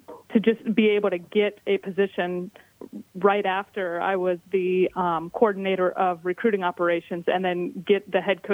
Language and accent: English; Ohio, United States; We're all from Ohio.